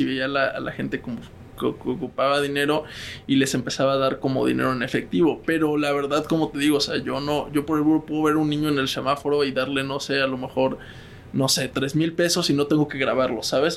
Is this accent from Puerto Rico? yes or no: no; Mexico City, Mexico; also born or lived in Spain; yo soy de Ciudad de México